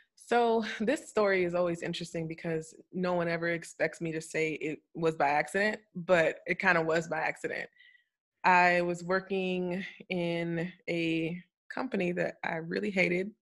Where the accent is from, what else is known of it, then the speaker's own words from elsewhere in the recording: Florida, United States; moved away as an adult; also born or lived in Bahamas; now in Atlanta, United States; I'm a Floridian because that's where I lived most of my life